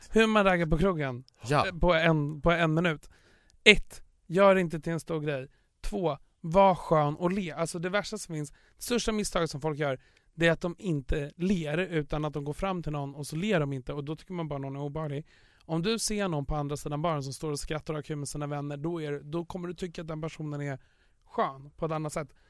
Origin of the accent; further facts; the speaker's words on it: Stockholm, Stockholm County, Sweden; där jag kommer ifrån, Östermalm, överklassen